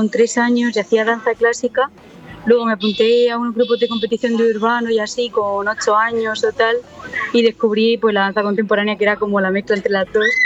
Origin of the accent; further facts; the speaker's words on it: Alicante, Valencian Community, Spain; now in Madrid, Spain; yo soy de, yo soy de Alicante, pero ah. vivo aquí en Madrid porque estoy estudiando aquí, porque las oportunidades están aquí.